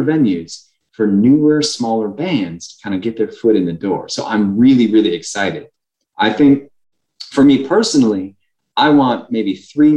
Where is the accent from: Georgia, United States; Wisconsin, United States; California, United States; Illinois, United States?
Wisconsin, United States; Racine; also born or lived in Milwaukee, Wisconsin; now in Madison, United States; I consider Milwaukee my hometown, even though I'm from Racine, Kenosha.